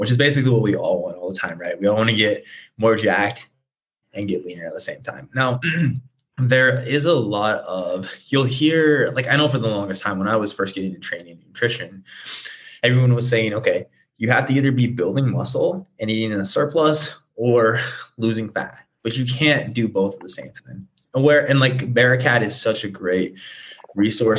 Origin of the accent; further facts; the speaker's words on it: Nebraska, United States; now in Scottsdale, United States; I'm originally from Nebraska. I'm currently based in Scottsdale.